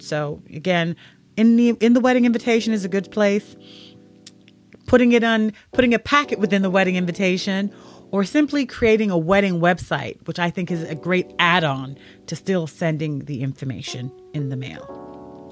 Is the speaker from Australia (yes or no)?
no; United Kingdom; now in United States; I'm originally from the United Kingdom, and being here in the U S